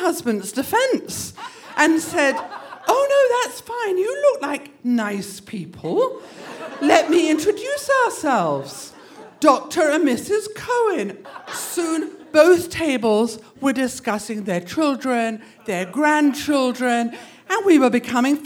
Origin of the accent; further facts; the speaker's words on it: England, United Kingdom; moved away as an adult; also born or lived in Boston; now in United States; When I grew up in England